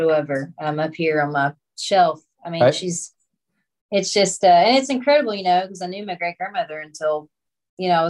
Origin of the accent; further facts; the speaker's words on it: Monkey's Eyebrow, Kentucky, United States; also born or lived in Paducah, Kentucky; now in Tennessee, United States; I was raised in Monkey's Eyebrow